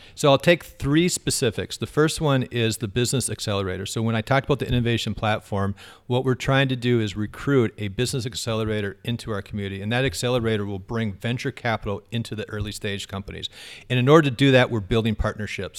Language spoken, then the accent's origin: English; Fargo, North Dakota, United States; I grew up in Fargo, uh, North Sider